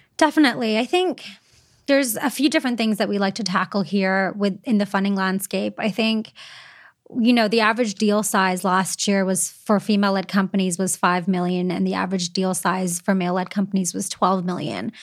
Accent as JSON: {"language": "English", "country": "Canada", "said": "some of the perks of being Canadian and staying in Canada"}